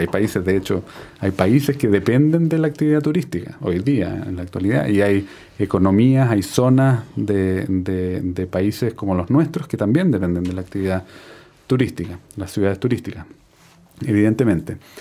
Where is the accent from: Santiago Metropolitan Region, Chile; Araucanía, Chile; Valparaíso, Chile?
Valparaíso, Chile; Viña del Mar; yo nací en Viña del Mar